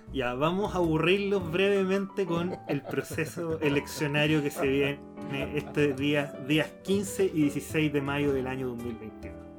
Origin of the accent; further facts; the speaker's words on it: Santiago, Santiago Metropolitan Region, Chile; somos de Santiago